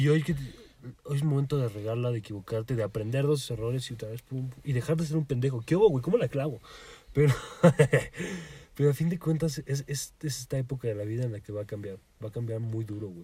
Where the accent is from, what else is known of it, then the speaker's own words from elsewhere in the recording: Mexico; soy legal aquí en México